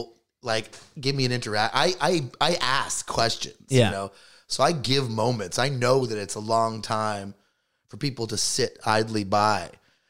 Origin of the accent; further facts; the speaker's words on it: Toronto, Ontario, Canada; and I'm from Toronto, like one of the biggest, most multicultural cities in all the world, right?